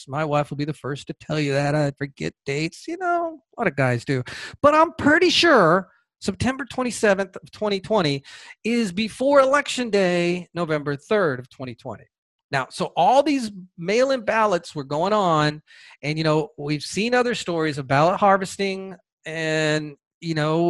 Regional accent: Georgia, United States; my home state of Georgia

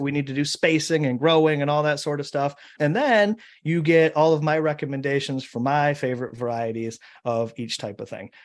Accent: Michigan, United States; my home state of Michigan

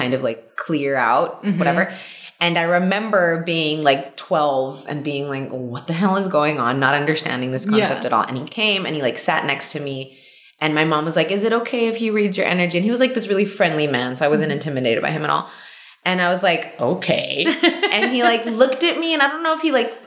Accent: Laredo, Texas, United States; also born or lived in Mexico City, Mexico; I grew up in Laredo, Texas

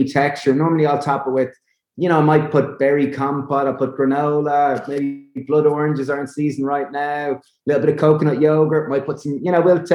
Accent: Ireland; Being Irish

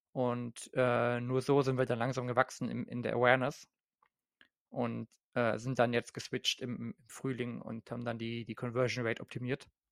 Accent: Germany; nicht nur als Deutscher

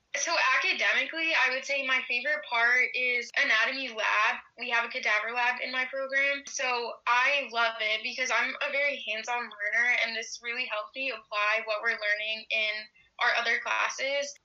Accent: Connecticut, United States; moved away as an adult; now in New York, United States; growing up in Connecticut

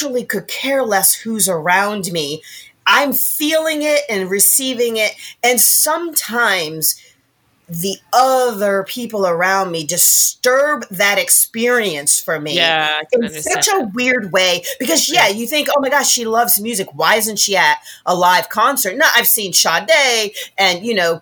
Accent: Rochester, New York, United States; moved away; I grew up in Rochester, New York, right? So upstate New York

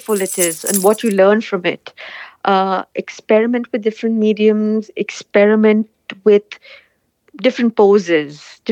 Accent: India; moved away; I come from India, so my support is back home in India.

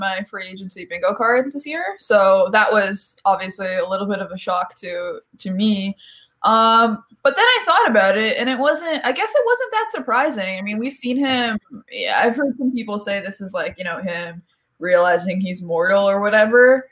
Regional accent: Canada

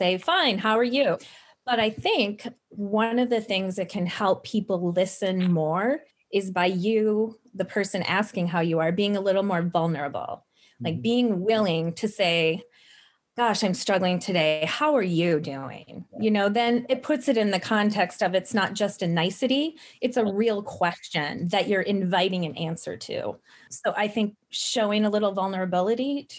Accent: Midwest, United States; I'm from the Midwest and I'm Midwestern nice

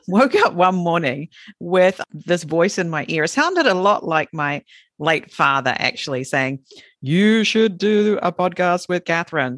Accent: Southland, New Zealand; accent: Southland R; moved away as an adult; now in Japan; Southland girl

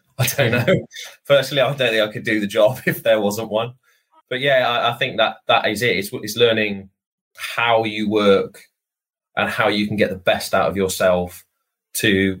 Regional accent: Hereford, West Midlands, United Kingdom; moved away; I was from Hereford

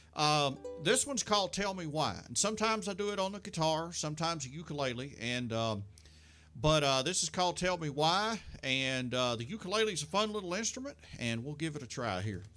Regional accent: Russellville, Kentucky, United States; Russellville's my hometown, and I um, was born there

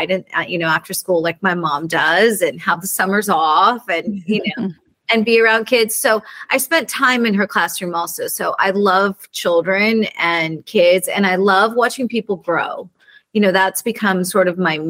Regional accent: Santa Barbara, California, United States; I grew up in Santa Barbara

